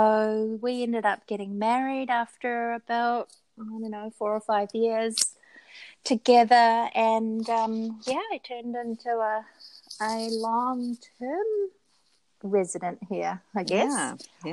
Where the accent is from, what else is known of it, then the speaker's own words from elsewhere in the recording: New Zealand; And I think it's so easy for people to look at us as New Zealanders or as English-speaking people and just assume that we are teachers.